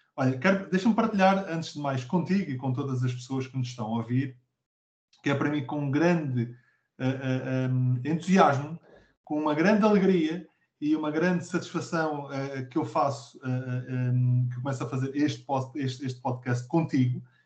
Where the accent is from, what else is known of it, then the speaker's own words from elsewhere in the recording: Abrantes, Centro, Portugal; sou natural de Abrantes